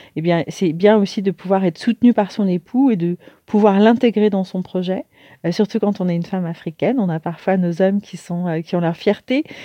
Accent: Paris, Île-de-France, France; also born or lived in Martinique; je suis née à Paris et j'ai eu la chance de, de, grandir dans une famille

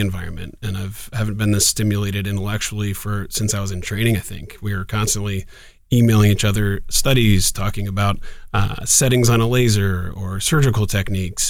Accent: Columbus, Ohio, United States; also born or lived in Oxford, Ohio; born and raised in Columbus, in Clintonville, just north of campus

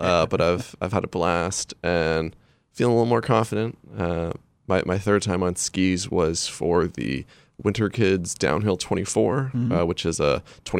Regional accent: Hallowell, Maine, United States; Kind of near my hometown, I always love going to, just exploring some of the kind of woods near my hometown. In Hollowell, there's the Vaughn's Woods

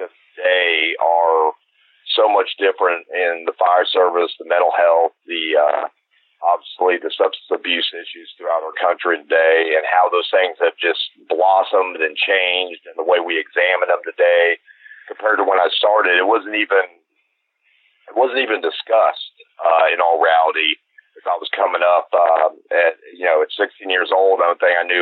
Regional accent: Dayton, Ohio, United States; now in Cumming, United States; I was born actually in Dayton, Ohio, to the fire service.

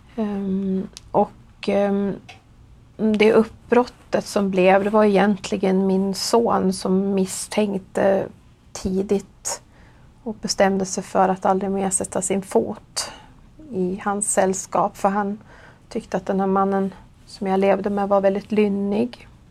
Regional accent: Gävle, Gävleborg County, Sweden; jag är 48 år. Och jag kommer från Gävle

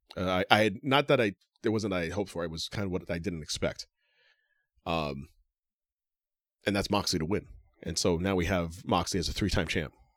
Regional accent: Yonkers, New York, United States; I don't have an arena in Yonkers, I'm sorry. My hometown arena

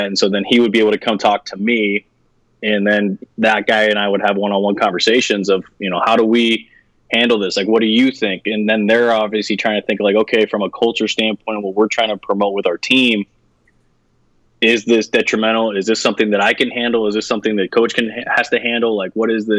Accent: West Coast, United States; moved away as an adult; I was from the West Coast.

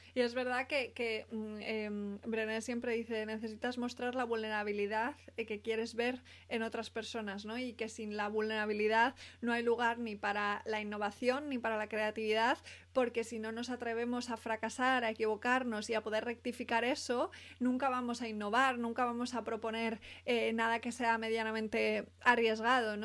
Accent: Spain; no soy americana, soy española

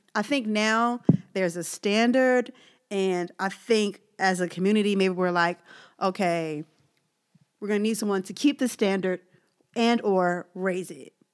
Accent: Philadelphia, Pennsylvania, United States; My hometown, my city, uh, Philadelphia

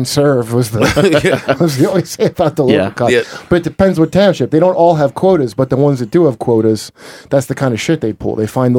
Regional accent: Toms River, New Jersey, United States; in my hometown, Tom's River

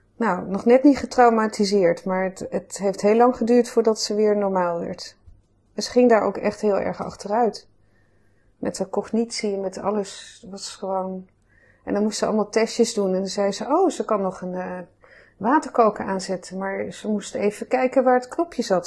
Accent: Amsterdam, North Holland, Netherlands; also born or lived in Groningen; Geboren en getogen in Amsterdam, hier in het Vondelpark

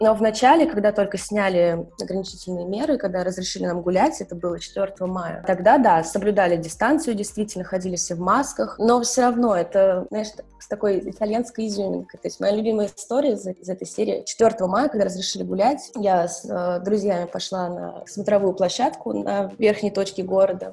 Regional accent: Saint Petersburg, Russia; moved away as an adult; also born or lived in Moscow, Russia; now in Florence, Italy; я из Петербурга

